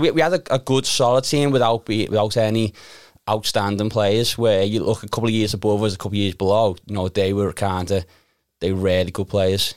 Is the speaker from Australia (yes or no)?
no; Liverpool, North West England, United Kingdom; I grew up in Crocky Park